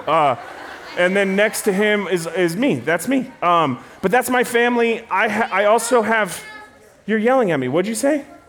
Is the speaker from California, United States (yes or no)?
yes; Rancho Cucamonga, California, United States; I am from Southern California, a little town called Rancho Cucamonga.